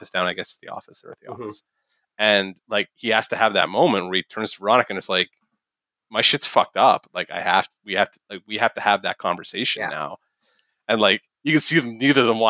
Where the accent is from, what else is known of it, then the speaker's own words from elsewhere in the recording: Canada; as a Canadian